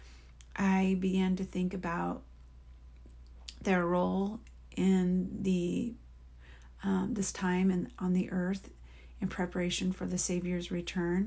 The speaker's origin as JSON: {"language": "English", "region": "Oregon", "country": "United States", "tie": "born or raised there", "said": "in my years of living in Oregon, growing up in Oregon and then being married and living in Oregon"}